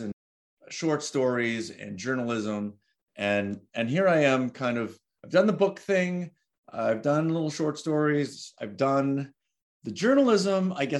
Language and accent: English; Cape Cod, Massachusetts, United States; I grew up on Cape Cod in a rural area